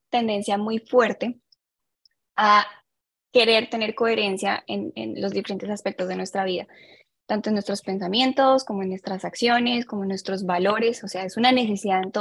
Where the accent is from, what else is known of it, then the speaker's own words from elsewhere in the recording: Colombia; also born or lived in Ecuador; now in Sweden; soy colombiana, de hecho nací en Ecuador, pero mi sangre es colombiana.